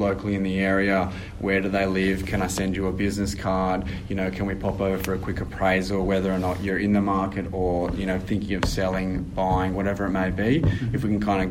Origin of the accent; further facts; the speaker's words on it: Sydney, New South Wales, Australia; also born or lived in Hunters Hill, Sydney; I'm originally from the Northern Beaches. Went to boarding school over in Hunters Hill